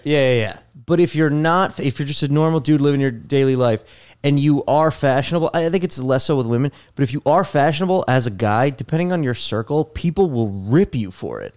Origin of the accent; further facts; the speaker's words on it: New Jersey, United States; moved away as an adult; also born or lived in Los Angeles; now in New York City, United States; Born and raised in New Jersey